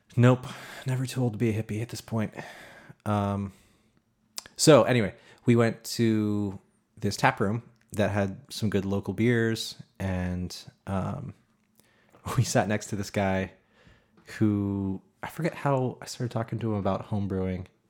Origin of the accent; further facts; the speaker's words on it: north of Boston, Massachusetts, United States; north of Boston a little bit.